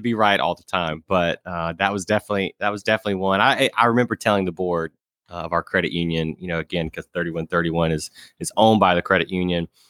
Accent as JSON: {"language": "English", "region": "Alabama", "country": "United States", "tie": "born or raised there", "said": "they randomly placed me at a small credit union in my hometown in Alabama"}